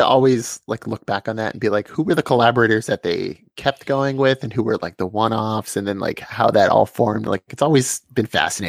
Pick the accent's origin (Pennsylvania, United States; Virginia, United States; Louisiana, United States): Pennsylvania, United States; I grew up in Pennsylvania in America.